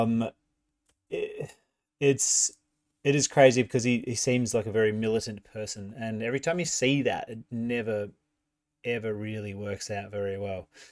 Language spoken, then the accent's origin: English; New Zealand; now in Australia; I am from New Zealand originally